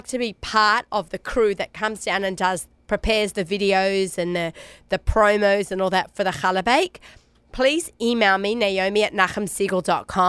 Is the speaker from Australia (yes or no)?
yes; Australia; accent: Aussie; now in New York, United States; My Aussie accent